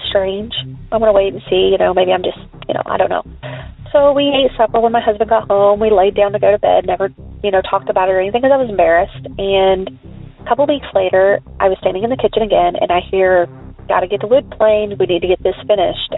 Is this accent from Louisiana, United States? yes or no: no; Long Beach, California, United States; moved away; I was from Long Beach, California